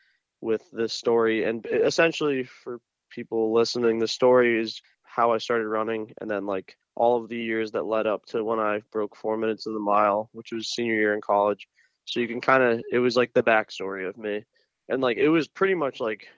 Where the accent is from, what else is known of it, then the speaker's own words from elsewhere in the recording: Connecticut, United States; moved away as an adult; also born or lived in Washington, D.C.; now in Seattle, United States; I'm from Connecticut